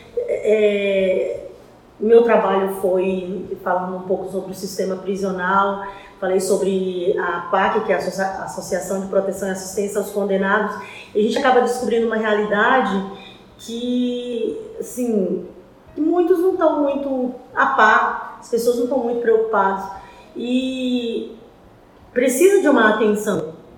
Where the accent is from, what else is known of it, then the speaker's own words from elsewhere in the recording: Teresina, Piauí, Brazil; moved away as an adult; Eu cheguei aqui em 97, eu sou piauiense, uh, fui criada por uma família